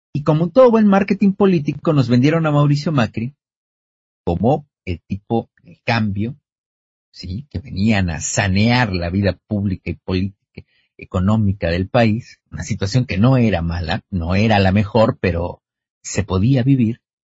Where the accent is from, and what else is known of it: Argentina